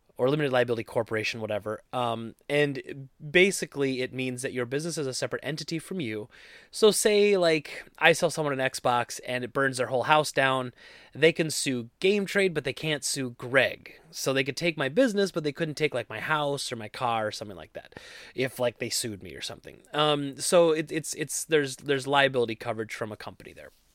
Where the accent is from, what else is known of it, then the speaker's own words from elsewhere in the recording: Wisconsin, United States; I'm from Wisconsin